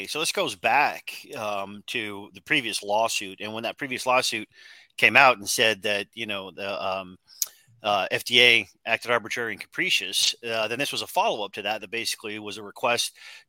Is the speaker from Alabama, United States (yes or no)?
no; Salt Lake City, Utah, United States; moved away; I grew up in Salt Lake